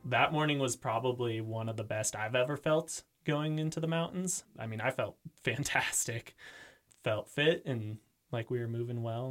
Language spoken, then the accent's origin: English; Eugene, Oregon, United States; moved away as an adult; also born or lived in Utah; now in Jackson, United States; I am from Eugene, Oregon